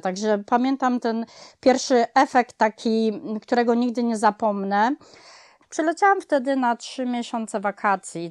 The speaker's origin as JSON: {"language": "Polish", "town": "Kraków", "region": "Lesser Poland", "country": "Poland", "moved": "yes", "lives_now": "United States", "said": "ja pochodzę z dużego miasta, z Krakowa"}